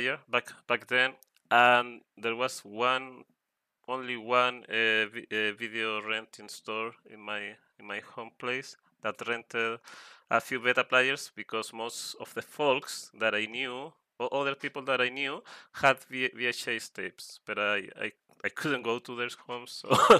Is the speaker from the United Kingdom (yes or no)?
no; Chile; first language Spanish; English is a second language; I'm an artist, a TF artist from South America, especially from Chile